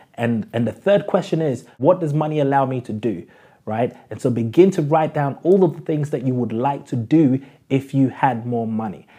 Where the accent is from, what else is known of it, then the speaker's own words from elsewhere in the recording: London, United Kingdom; When I was growing up in South London